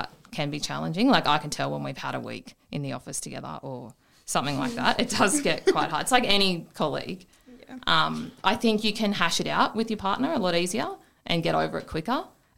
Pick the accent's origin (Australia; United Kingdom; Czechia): Australia; Wee Waa, New South Wales; Well, we've both grown up here. So I'm from Weewall, Jake's from Narrabri.